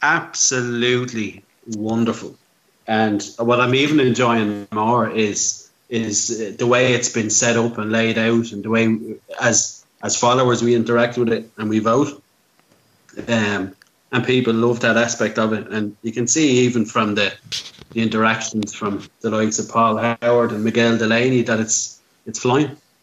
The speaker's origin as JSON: {"language": "English", "country": "Ireland", "said": "as Irish people"}